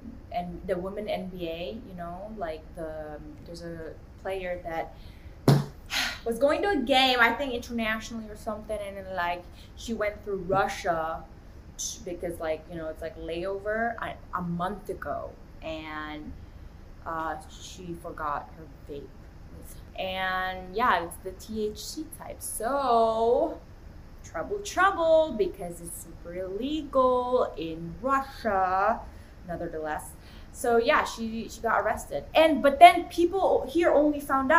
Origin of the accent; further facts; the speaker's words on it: Macau; moved away as an adult; now in United States; I lived my whole life in Macau